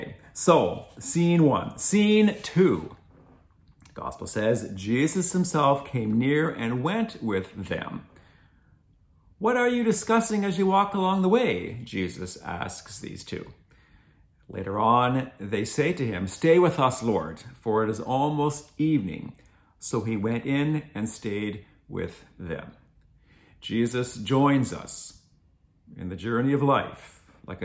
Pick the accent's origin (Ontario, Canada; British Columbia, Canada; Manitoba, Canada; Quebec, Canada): Ontario, Canada; Glengarry County; I come from Glengarry County, which is the far eastern end of the province of Ontario.